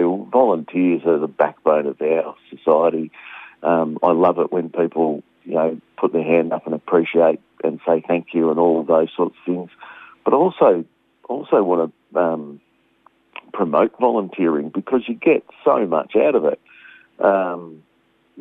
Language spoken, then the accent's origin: English; Australia; I'm a proud Australian and I'm a Aussie, every day of the week